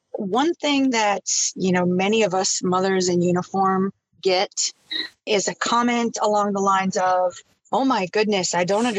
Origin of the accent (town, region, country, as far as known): northern Minnesota, United States; born or raised there; moved away as an adult